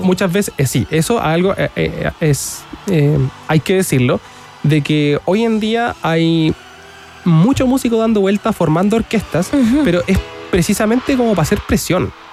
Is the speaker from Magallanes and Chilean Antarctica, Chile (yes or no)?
no; San Carlos, Ñuble, Chile; Yo soy de San Carlos